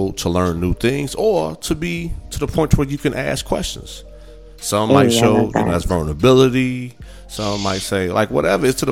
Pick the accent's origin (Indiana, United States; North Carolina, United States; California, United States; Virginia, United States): Indiana, United States; Gary; I grew up in Gary, Indiana. Majority of us are black